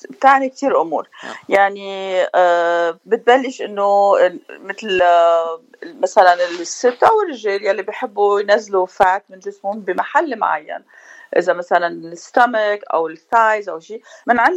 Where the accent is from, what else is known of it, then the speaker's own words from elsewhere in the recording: Beirut, Beirut Governorate, Lebanon; moved away as an adult; also born or lived in Paris; now in United States; انا من بيروت آه، جيت بال87 على امريكا ودرست هون عملت الباتشلرز وماسترز ديجري تبعي انترناشونال افيرز ومن بعدها تركت وعشت بباريس ومن بعدها عشت بلبنان